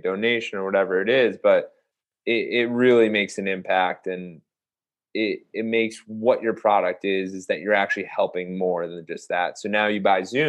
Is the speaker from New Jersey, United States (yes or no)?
yes; Ridgewood, New Jersey, United States; moved away as an adult; also born or lived in Tampa, Florida / Nashville, Tennessee; I'm originally in New Jersey. Then I grew up in Ridgewood, New Jersey